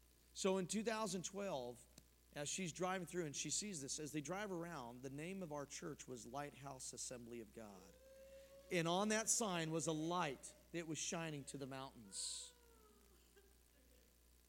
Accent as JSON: {"language": "English", "town": "Denver", "region": "Colorado", "country": "United States", "tie": "born or raised there", "moved": "yes", "said": "I was born and raised in Denver"}